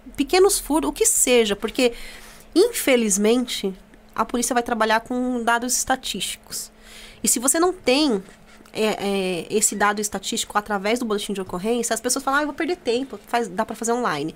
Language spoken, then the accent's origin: Portuguese; Itaquaquecetuba, São Paulo, Brazil; also born or lived in Jundiapeba, Mogi das Cruzes; now in Mogi das Cruzes, Brazil; Eu sou de Taquaquecetuba